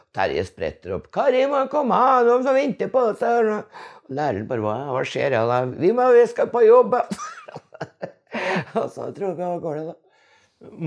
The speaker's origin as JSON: {"language": "Norwegian", "region": "Innlandet", "country": "Norway", "tie": "born or raised there", "also_born_or_lived": "Lesjaskog", "said": "den oppveksten på Dovrefjell"}